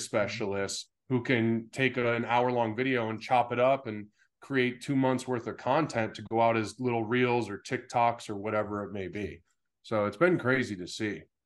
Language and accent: English; Pittsfield, Massachusetts, United States; also born or lived in San Diego; now in Scottsdale, United States; I was in Pittsfield